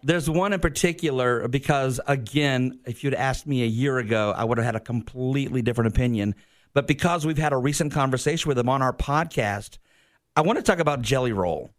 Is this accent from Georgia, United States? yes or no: yes; Sandersville, Georgia, United States; moved away; I'm from Sandersville